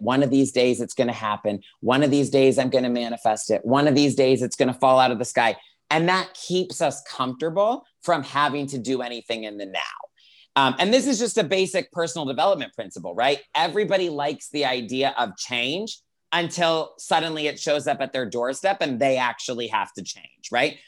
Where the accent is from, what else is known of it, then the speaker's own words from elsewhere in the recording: Greenville, South Carolina, United States; moved away as an adult; now in Los Angeles, United States; I grew up in Greenville, South Carolina